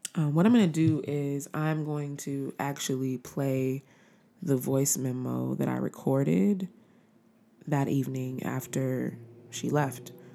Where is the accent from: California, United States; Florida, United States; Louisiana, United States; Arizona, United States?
California, United States; Los Angeles; being from Los Angeles